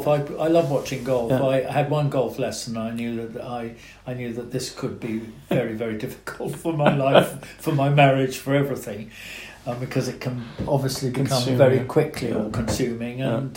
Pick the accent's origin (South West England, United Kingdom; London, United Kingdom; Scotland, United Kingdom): South West England, United Kingdom; I had a fantastic childhood in there.